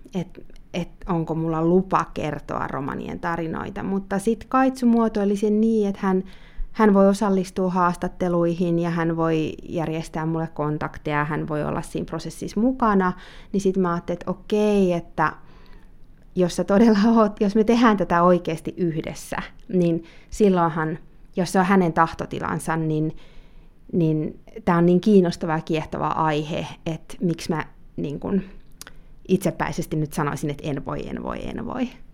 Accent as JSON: {"language": "Finnish", "town": "Helsinki", "region": "Uusimaa", "country": "Finland", "tie": "born or raised there", "also_born_or_lived": "Spanish-speaking countries", "moved": "yes", "said": "Eli olen syntynyt Helsingissä ja äitini on suomalainen ja isäni on Kolumbiasta ja oon saanut myös elää paljon espanjankielisissä maissa elämäni aikana. Tällä hetkellä asun Helsingissä"}